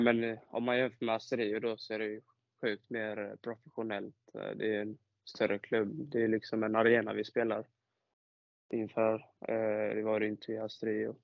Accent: Halmstad, Halland County, Sweden; jag är född och uppvuxen i Halmstad

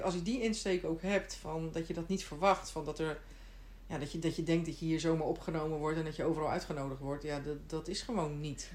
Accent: Netherlands; moved away as an adult; now in Sweden

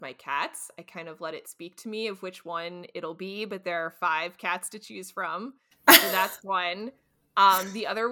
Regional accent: North Carolina, United States; I grew up in North Carolina near the Appalachian Mountains

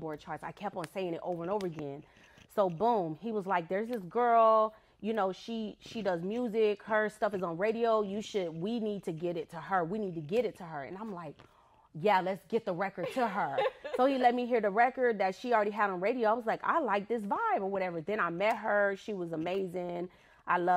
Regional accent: California, United States; moved away; I come from California

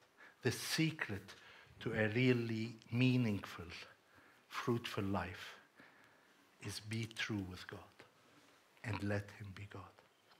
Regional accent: Cyprus; And I have Hellenistic upbringing as well. I mean, I was brought up in Cyprus.

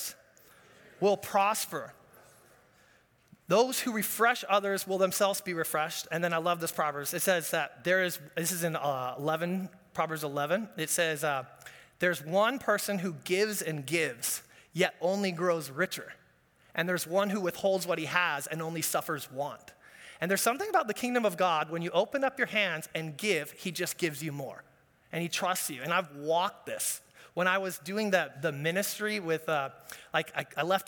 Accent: Orange County, California, United States; Growing up in Orange County, my dad's a business guy, grandpa's a business guy.

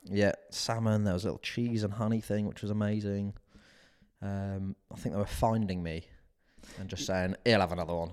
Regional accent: United Kingdom; being British

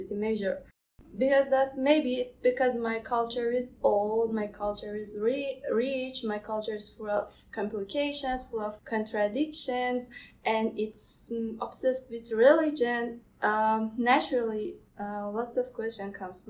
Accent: Iran; moved away as an adult; now in Canada; I'm from Iran.

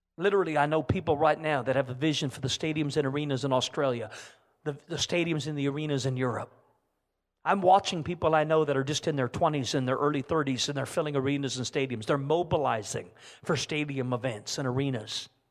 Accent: Canada; I'm a Canadian

